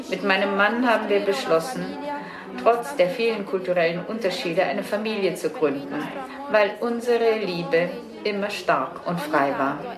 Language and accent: German; Casablanca, Casablanca-Settat, Morocco; Ich bin Marokkanerin aus Casablanca und muslimischen